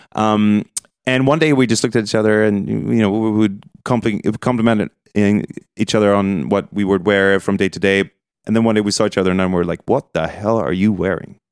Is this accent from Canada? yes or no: no; Stockholm, Stockholm County, Sweden; also born or lived in New York City / London; predominantly in Stockholm